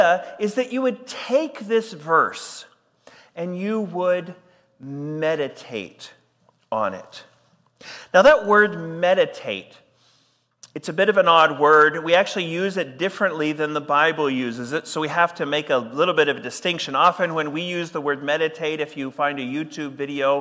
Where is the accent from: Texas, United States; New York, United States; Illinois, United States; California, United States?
Texas, United States; moved away as an adult; now in Edmonton, Canada; I am from Texas, but I married a Canadian, and so that is the very clear reason why I am here